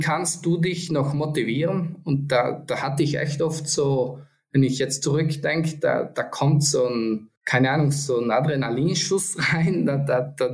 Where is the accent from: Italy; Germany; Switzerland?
Italy; Antholz Valley, South Tyrol, Trentino-Alto Adige; Ich komme ja aus Sandholz, aus dem Antholzer Tal.